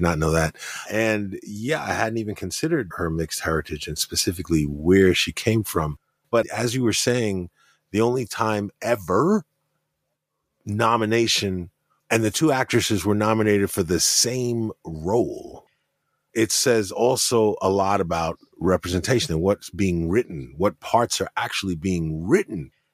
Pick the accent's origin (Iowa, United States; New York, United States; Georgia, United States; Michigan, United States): New York, United States; growing up in New York and knowing other Afro-Latinos